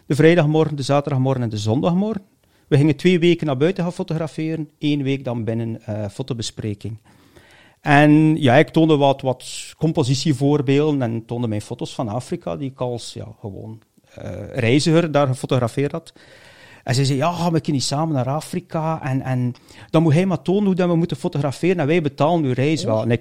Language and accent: Dutch; Bruges, West Flanders, Belgium; born there; Brugge. Brugge.